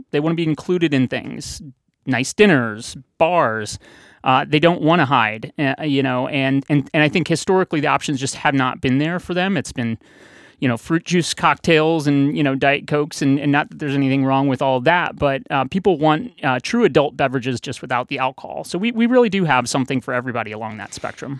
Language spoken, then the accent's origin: English; St. Louis, Missouri, United States; now in Boston, United States; I grew up in Saint Louis